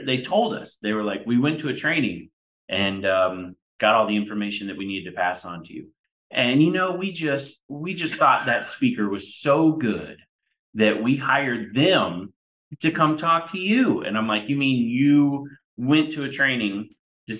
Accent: Melbourne, Florida, United States; I grew up in Melbourne, Florida, and all my friends were Patrick Air Force Base families

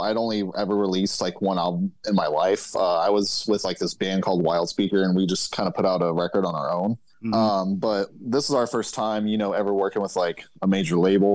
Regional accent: Fort Worth / Dallas, Texas, United States; we're from Fort Worth

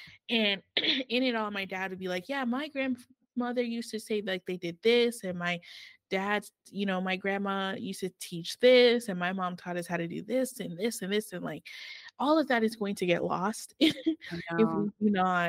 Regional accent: Canada; Me, on the other hand, I'm Canadian. No, I consider myself Cameroon, but it's different.

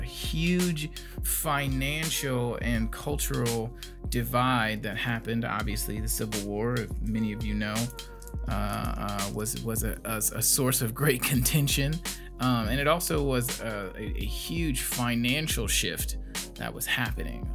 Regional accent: Gary, Indiana, United States; now in Fort Wayne, United States; I'm from Gary, Indiana originally

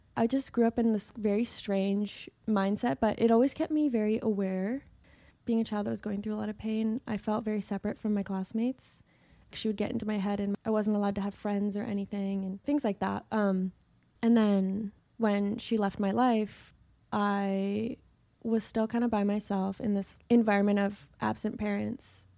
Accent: Idaho, United States; moved away as an adult; now in Los Angeles, United States; I'm from Idaho

